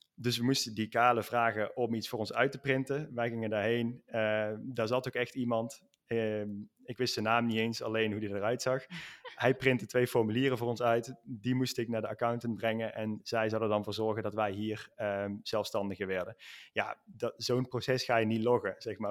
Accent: Netherlands; moved away as an adult; now in Spain; ik ben een Nederlander, ik ben naar Spanje verhuisd

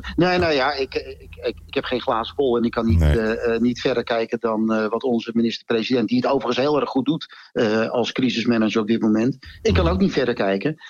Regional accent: Het Gooi, North Holland, Netherlands; we komen oorspronkelijk uit Gooi vandaan

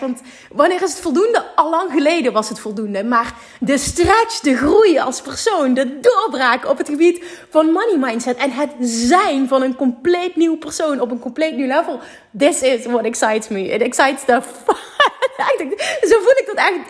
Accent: Limburg, Netherlands; ik kom uit Limburg en daar is toch de mentaliteit iets anders

